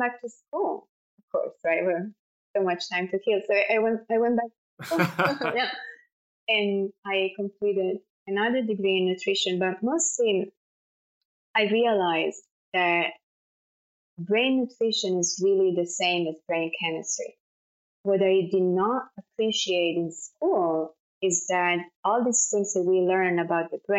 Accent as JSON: {"language": "English", "town": "Florence", "region": "Tuscany", "country": "Italy", "tie": "born or raised there", "accent": "Italian", "second_language": "English", "moved": "as an adult", "lives_now": "New York, United States", "said": "I'm Italian, as I'm sure it's clear from my accent. I'm from Florence in Italy, you know, born and raised"}